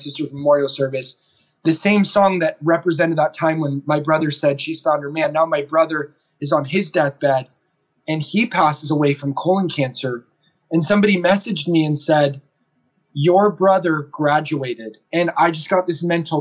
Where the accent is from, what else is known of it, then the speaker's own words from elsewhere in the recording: Orange County, California, United States; moved away as an adult; now in Oregon, United States; I'm doing this from Orange County, about 5 minutes from where I went to high school. I live in Oregon now